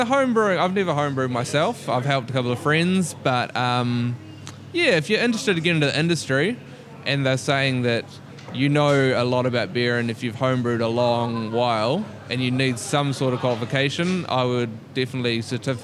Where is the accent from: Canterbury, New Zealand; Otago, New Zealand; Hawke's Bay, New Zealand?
Canterbury, New Zealand; Christchurch; moved away as an adult; now in Melbourne, Australia; As a Kiwi